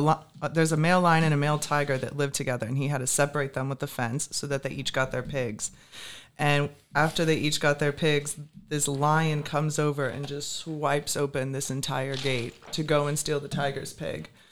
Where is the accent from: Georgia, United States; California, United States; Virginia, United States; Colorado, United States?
Virginia, United States; Richmond; moved away as an adult; also born or lived in New Smyrna, Florida / Port Orange, Florida; now in Naples, United States; originally from Richmond, Virginia. That's where I grew up. Moved to Florida when I turned 18